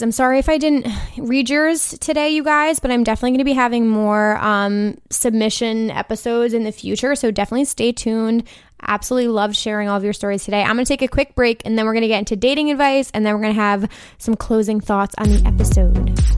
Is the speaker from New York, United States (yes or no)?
yes; New York City, New York, United States; I'm from the New York City area